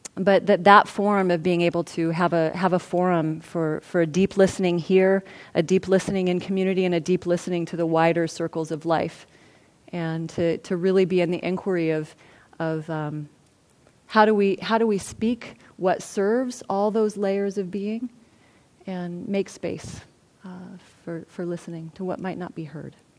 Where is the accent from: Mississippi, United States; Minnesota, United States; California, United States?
California, United States; Santa Barbara; also born or lived in Los Angeles, United States; I'm from Santa Barbara, and I'm a white, you know, woman, and I actually grew up in a relatively comfortable um, way in Santa Barbara